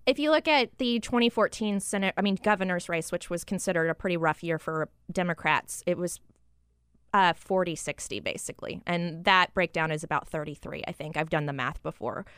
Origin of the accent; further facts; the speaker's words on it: Fort Worth, Texas, United States; my hometown of Fort Worth